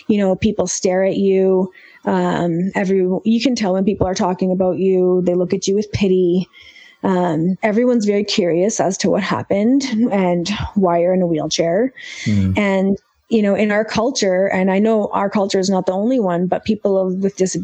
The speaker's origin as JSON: {"language": "English", "country": "Canada", "tie": "born or raised there", "said": "growing up in Canada, being Indian"}